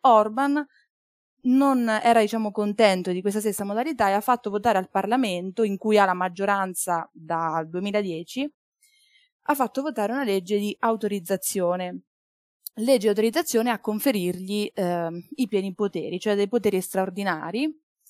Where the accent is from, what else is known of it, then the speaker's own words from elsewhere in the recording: Marche, Italy; moved away as an adult; now in Bologna, Italy; Io studio giurisprudenza a Bologna, ma sono marchigiana